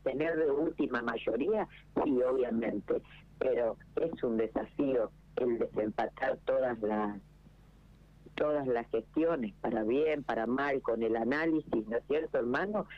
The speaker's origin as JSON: {"language": "Spanish", "town": "General Pico", "region": "La Pampa", "country": "Argentina", "said": "es mi territorio, es mi tierra"}